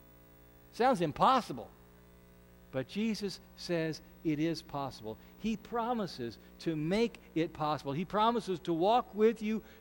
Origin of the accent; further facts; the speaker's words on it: Ashland, Nebraska, United States; We're both from Ashland, so we knew each other from Little League Baseball and high school band.